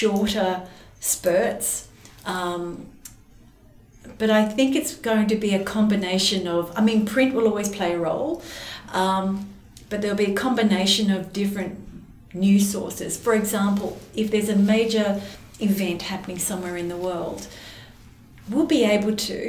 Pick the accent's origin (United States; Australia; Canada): Australia; Adelaide, South Australia; growing up in Adelaide